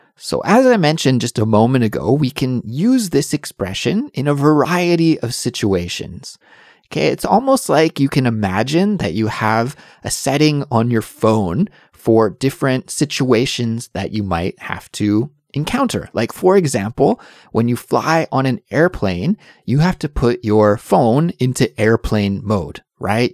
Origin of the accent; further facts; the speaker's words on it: Canada; now in Seoul, South Korea; I'm Canadian, but I do live in South Korea right now